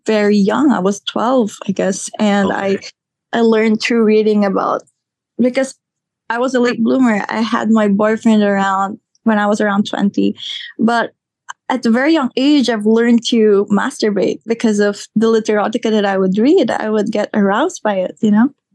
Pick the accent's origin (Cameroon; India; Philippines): Philippines; I am a Filipina born and raised here.